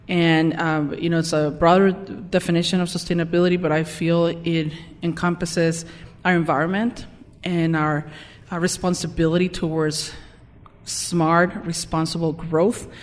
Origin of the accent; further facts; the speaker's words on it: Mexico; moved away as an adult; also born or lived in Tijuana; now in Salt Lake City, United States; I was born and raised in Mexico